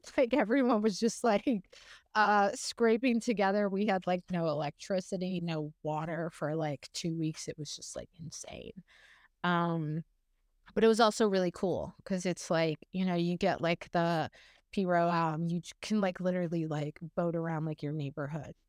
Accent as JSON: {"language": "English", "town": "Morgan City", "region": "Louisiana", "country": "United States", "tie": "born or raised there", "said": "I grew up in a really small town about, um, I don't know, forty-five miles south, uh, west of New Orleans in a very bayou country, um, Morgan City is what it's called"}